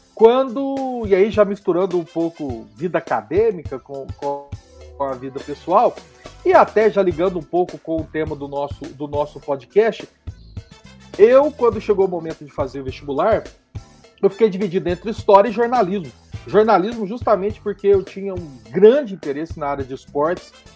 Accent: Itaú de Minas, Minas Gerais, Brazil; moved away as an adult; now in Guanhães, Brazil; Eu sou do sul de Minas, né? Eu nasci em Itaú de Minas, que fica próximo à cidade de Passos

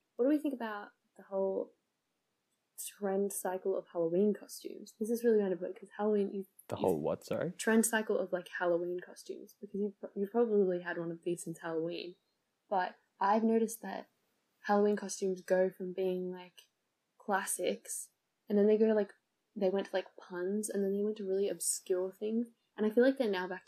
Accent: Australia; accent: Aussie; we're too Aussie. Our accents are just fucking with it.

